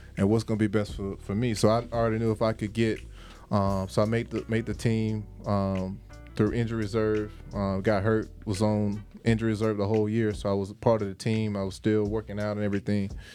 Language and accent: English; Jacksonville, Florida, United States; moved away as an adult; now in Atlanta, United States; I'm from from Jacksonville, Florida. Me and Smitty, we played. Uh, shout out to First Coast High School